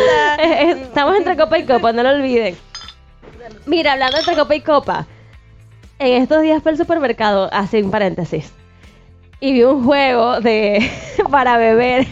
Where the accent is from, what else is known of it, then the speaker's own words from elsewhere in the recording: Maracaibo, Zulia, Venezuela; now in Puerto Vallarta, Mexico; Maracaibo es mi ciudad natal